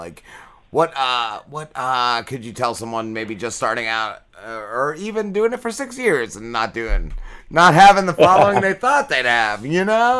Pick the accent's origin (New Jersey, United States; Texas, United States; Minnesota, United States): New Jersey, United States; New Milford; I grew up in New Milford